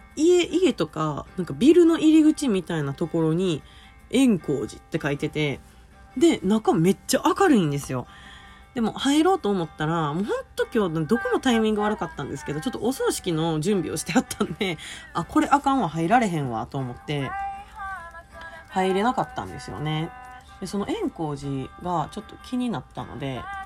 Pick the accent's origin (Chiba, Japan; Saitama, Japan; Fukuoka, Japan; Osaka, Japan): Osaka, Japan; 私 大阪のね埋め立て地出身なのでもう平らなんですよ